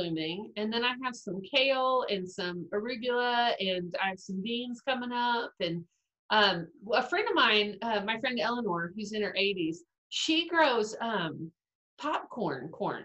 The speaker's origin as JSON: {"language": "English", "region": "Texas", "country": "United States", "moved": "yes", "lives_now": "Duluth, Georgia, United States", "said": "I'm originally from Texas, but quarantined in Duluth, Georgia, four states away."}